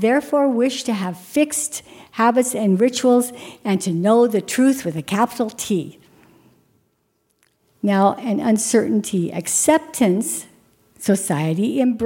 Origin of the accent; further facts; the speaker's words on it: Kildare, North Dakota, United States; moved away; a little girl growing up in North Dakota in Kildare